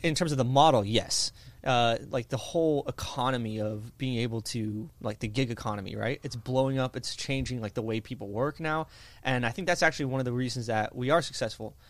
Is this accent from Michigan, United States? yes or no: no; Indiana, United States; I grew up in Indiana